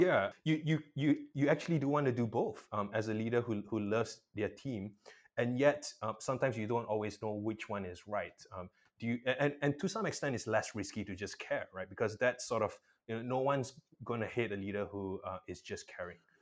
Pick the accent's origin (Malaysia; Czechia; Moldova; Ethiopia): Malaysia; I'm a Malaysian